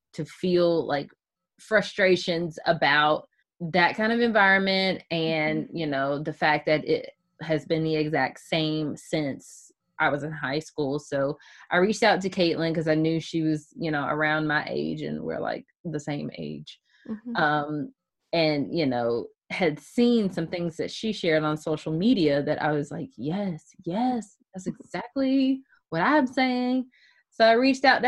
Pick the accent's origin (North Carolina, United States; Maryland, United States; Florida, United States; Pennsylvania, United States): North Carolina, United States; Chapel Hill; moved away as an adult; now in Zebulon, United States; I am originally from Chapel Hill, North Carolina, but right now I reside in Zebulon, which is about an hour east of Chapel Hill.